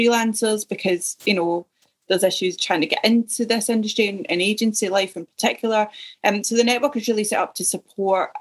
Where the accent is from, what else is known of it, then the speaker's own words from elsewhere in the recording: Ayrshire, Scotland, United Kingdom; moved away as an adult; also born or lived in Yorkshire / south coast of England / Surrey; now in Leeds, United Kingdom; Originally, I'm from Ayrshire in Scotland.